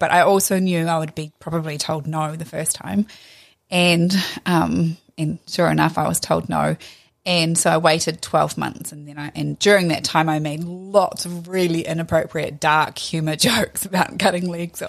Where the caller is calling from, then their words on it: Whanganui, Manawatū-Whanganui, New Zealand; I'm calling from Whanganui.